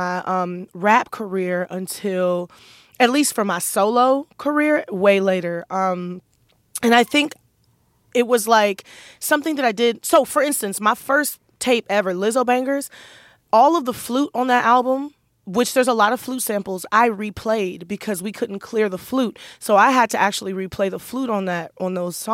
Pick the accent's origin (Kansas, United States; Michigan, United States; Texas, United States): Michigan, United States; Detroit; In Detroit, I grew up with a lot of gospel music